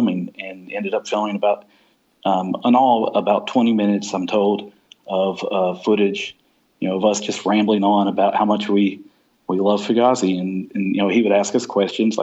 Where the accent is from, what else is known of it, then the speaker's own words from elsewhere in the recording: Kentucky, United States; I'm from Kentucky